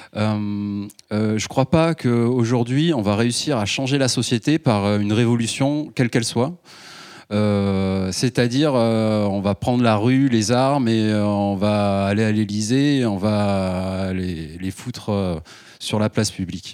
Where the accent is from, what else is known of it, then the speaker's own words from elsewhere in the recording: Ardèche, Auvergne-Rhône-Alpes, France; je viens d'Ardèche